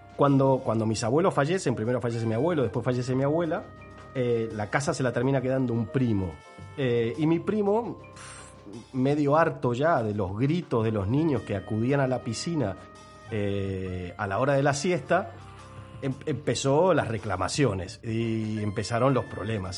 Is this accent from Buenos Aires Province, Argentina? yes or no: yes; Pellegrini, Buenos Aires Province, Argentina; Yo nací en un pueblo, vamos a ponerle un nombre al pueblo, el pueblo se llama Pellegrini, está ubicado a unos 500 kilómetros de la ciudad de Buenos Aires